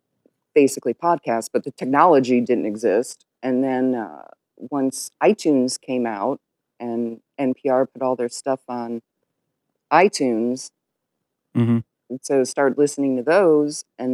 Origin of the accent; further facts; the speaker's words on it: Ohio, United States; now in Fernandina Beach, United States; I'm from Ohio originally.